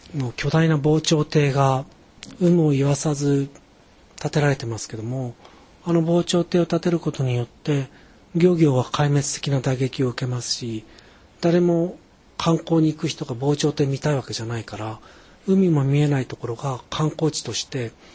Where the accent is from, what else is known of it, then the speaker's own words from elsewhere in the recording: Musashino, suburbs of Tokyo, Japan; 東京の郊外武蔵野に育ったんですけども